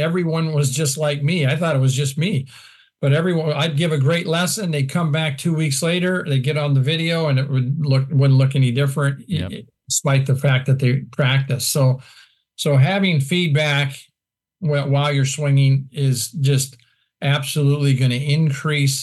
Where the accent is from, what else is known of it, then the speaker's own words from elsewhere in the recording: Iowa, United States; moved away; also born or lived in Florida; I'm from Iowa